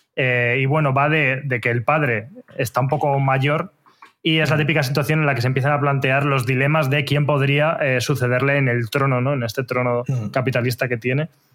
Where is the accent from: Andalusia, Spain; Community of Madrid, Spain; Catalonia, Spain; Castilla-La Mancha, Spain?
Community of Madrid, Spain; Torrelodones; mi pueblo, de Torrelodones